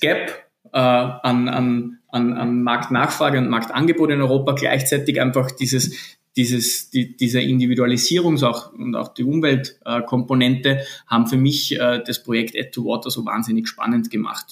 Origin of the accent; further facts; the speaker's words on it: Linz, Upper Austria, Austria; moved away as an adult; also born or lived in Vienna / Lisbon / South America; bin geborener Linzer